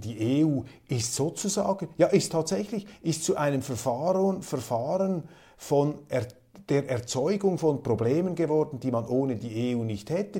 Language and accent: German; Switzerland; Wir haben in der Schweiz